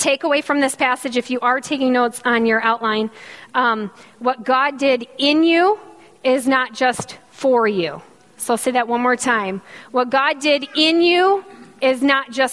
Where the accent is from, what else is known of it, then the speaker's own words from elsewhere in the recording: Michigan, United States; accent: Canadian; moved away; I'm from Michigan. If you can't tell by the strong Canadian accent that I speak with, yes, I'm from the North Country